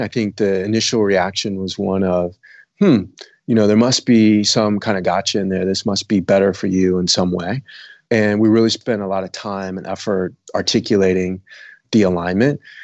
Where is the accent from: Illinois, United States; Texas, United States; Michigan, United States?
Illinois, United States; south suburbs of Chicago; also born or lived in Bermuda; now in San Francisco, United States; I grew up in Illinois, south suburbs of Chicago